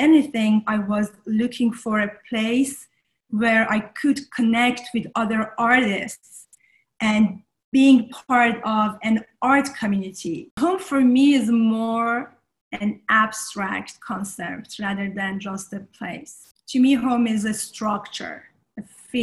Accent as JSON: {"language": "English", "town": "Tehran", "region": "Tehran Province", "country": "Iran", "tie": "born or raised there", "also_born_or_lived": "Shahrud, Iran / France", "moved": "as an adult", "lives_now": "United States", "said": "I was born in a small city in north of Iran, kind of north center north, called Shahrud. But I was grew up in Tehran"}